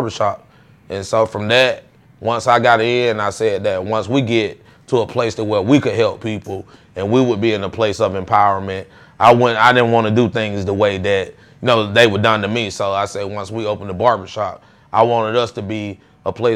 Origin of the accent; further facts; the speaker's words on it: McDonough, Georgia, United States; also born or lived in Atlanta, Georgia; I'm originally from McDonough. Like, we moved back. My grandparents and everybody are from here. But we moved down here when I was in about third grade